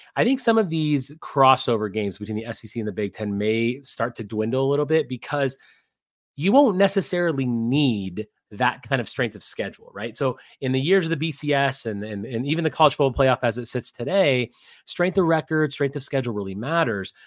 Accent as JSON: {"language": "English", "region": "Midwest", "country": "United States", "tie": "born or raised there", "also_born_or_lived": "Wisconsin", "moved": "as an adult", "lives_now": "Las Vegas, United States", "said": "I live in Las Vegas and I'm a West Coast guy after growing up in the Midwest, then going to Wisconsin"}